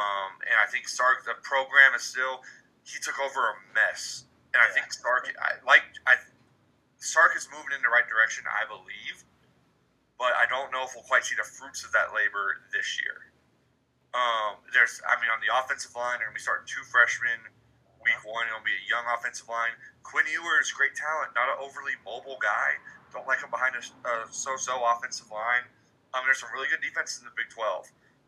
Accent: Houston, Texas, United States; we're both from Houston, but you're a little more home.

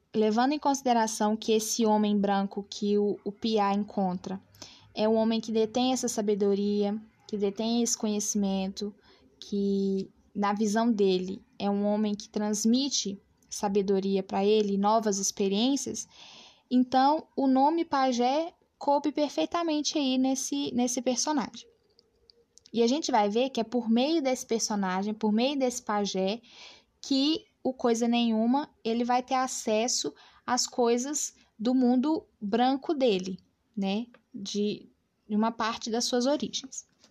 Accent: Brazil; nós enquanto brasileiros

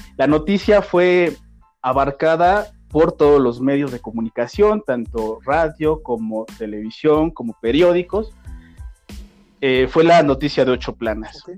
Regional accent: Mexico

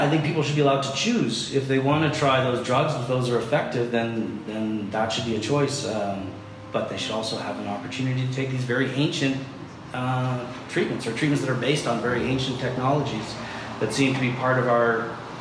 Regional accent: Canada; I'm just being Canadian

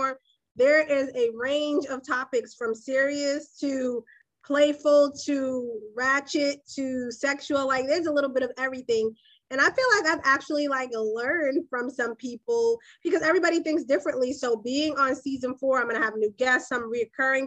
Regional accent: Boston, Massachusetts, United States; I'm from Boston

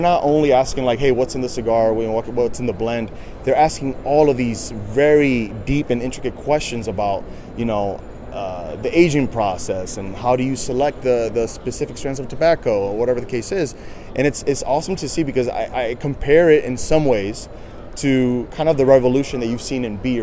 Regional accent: New York City, New York, United States; I'm from New York City, so is my cousin

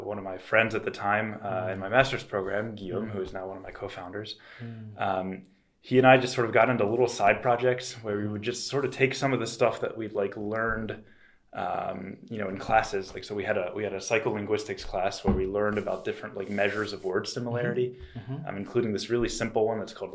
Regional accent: Delaware, United States; moved away as an adult; also born or lived in France; I grew up in Delaware, which is a small state outside of just south

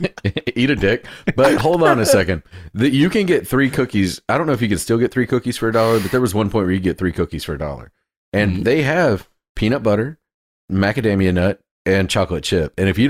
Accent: the South, United States; I'm from the South

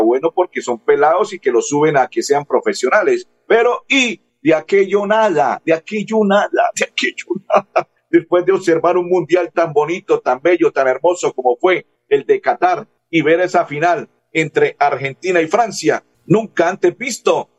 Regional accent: Bucaramanga, Santander, Colombia; soy santanderiano, mumangués

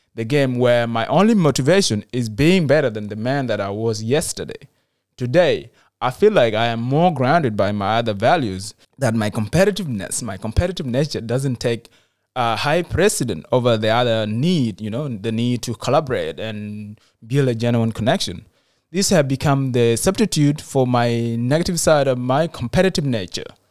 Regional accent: South Sudan; moved away; Even when I returned to my home country, South Sudan

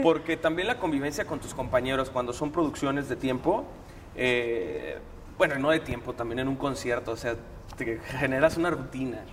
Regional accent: Mexico

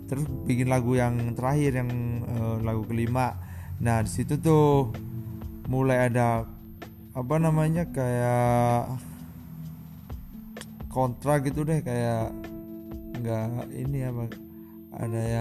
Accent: Batu, East Java, Indonesia; gua anak kampung bukan anak kota gua uh, tinggal di daerah ini apa kota wisata Batu so, Kota wisata Batu itu terletak di daerah Malang Raya, Jawa Timur.

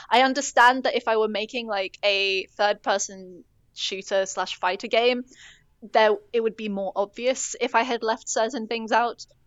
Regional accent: United States; I, I am American

